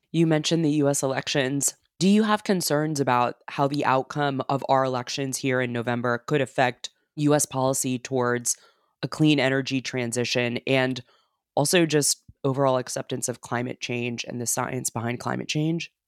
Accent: United States; as an American

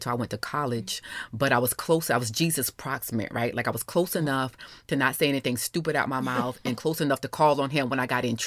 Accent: Orangeburg, South Carolina, United States; moved away; also born or lived in Alabama; I'm from a small rural town of Orangeburg, South Carolina, so I'm a Carolina girl.

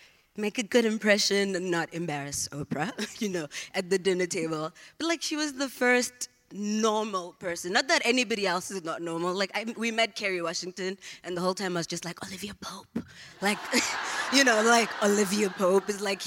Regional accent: Johannesburg, Gauteng, South Africa; moved away as an adult; now in United States; I was born and raised in a township in the east of Johannesburg, South Africa.

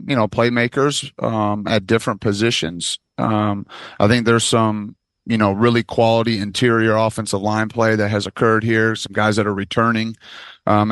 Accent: Michigan, United States; moved away; I'm from Michigan

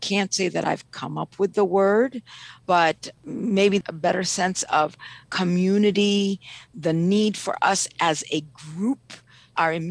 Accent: Ethiopia; now in Washington, D.C., United States; I'm originally from Ethiopia

